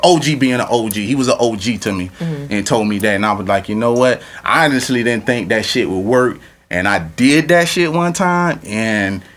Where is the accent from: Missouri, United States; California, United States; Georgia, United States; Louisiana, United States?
Louisiana, United States; I'm from Louisiana